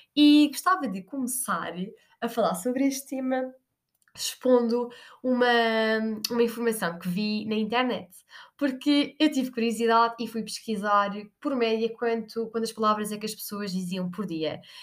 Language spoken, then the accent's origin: Portuguese; Portugal; nós portugueses